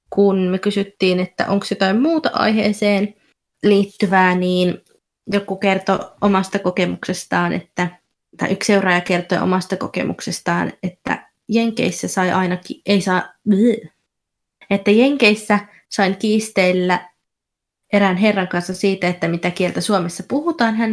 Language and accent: Finnish; East of England, United Kingdom; Essex on, mutta on tosiaan tosi lähellä Lontoota, niin ihmiset aika usein sitten